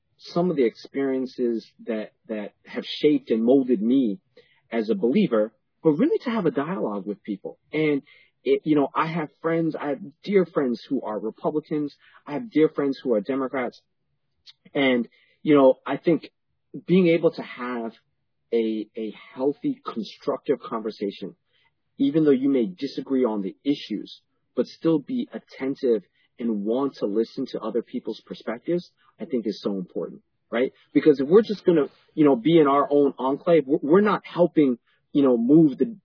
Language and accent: English; New York City, New York, United States; born or raised there; also born or lived in Panama